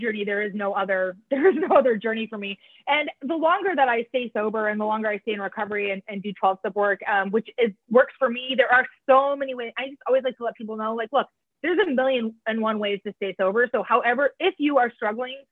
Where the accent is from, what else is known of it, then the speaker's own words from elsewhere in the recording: Iowa, United States; We grew up in Iowa